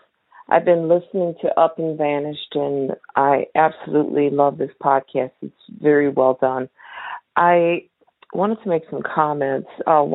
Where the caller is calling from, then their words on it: Australia; I'm calling from New Sydney in Australia.